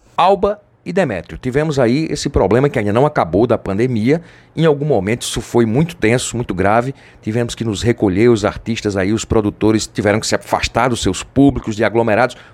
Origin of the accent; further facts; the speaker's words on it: Pedra, Pernambuco, Brazil; Eu sou de Pedra, Pernambuco.